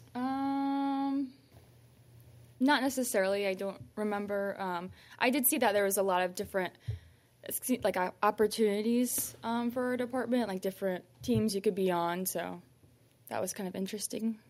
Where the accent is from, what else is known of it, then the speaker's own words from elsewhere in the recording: Fort Wayne, Indiana, United States; Fort Wayne, Indiana